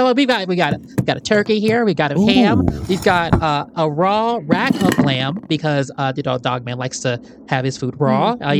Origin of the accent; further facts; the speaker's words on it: Petoskey, Michigan, United States; I am a black man, and I grew up in Petoskey, so I had to learn how to defend myself pretty quick at an early age.